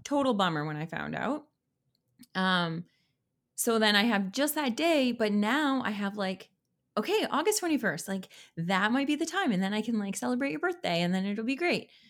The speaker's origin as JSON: {"language": "English", "country": "Canada", "said": "I'm a Canadian"}